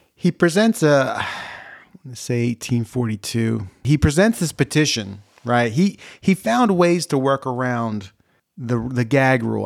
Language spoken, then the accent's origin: English; New Jersey, United States; I'm from New Jersey